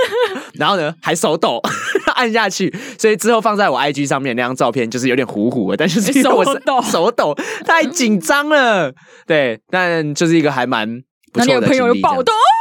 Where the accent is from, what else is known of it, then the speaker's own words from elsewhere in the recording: Taiwan; 说我是啊从台湾来的物理治疗师